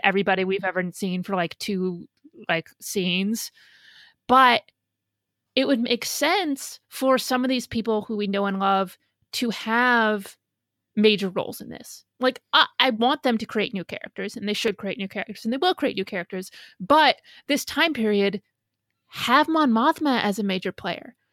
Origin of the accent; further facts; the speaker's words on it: Midwest, United States; now in New York, United States; I grew up in the Midwest